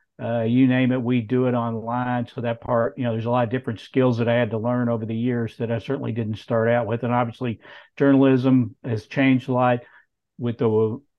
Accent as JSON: {"language": "English", "area": "Clark County", "region": "Kentucky", "country": "United States", "tie": "born or raised there", "also_born_or_lived": "Paris, Kentucky", "said": "I was born in Paris and grew up on a farm out in Clark County, right on the Paris, Winchester, Clark County, Bourbon"}